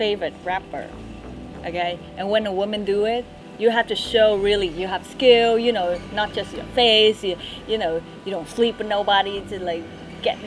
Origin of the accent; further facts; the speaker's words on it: Vietnam; I'm from Vietnam.